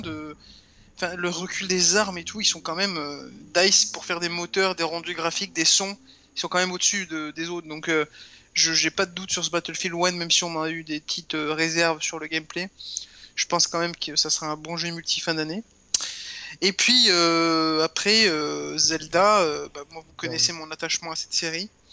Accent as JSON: {"language": "French", "town": "Grenoble", "region": "Auvergne-Rhône-Alpes", "country": "France", "tie": "born or raised there", "said": "je suis un grenoblois de base, donc la montagne, ça fait partie de mon enfance"}